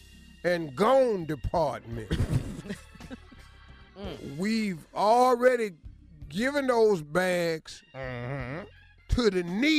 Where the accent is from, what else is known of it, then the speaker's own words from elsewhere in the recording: Cleveland, Ohio, United States; I'm from Cleveland.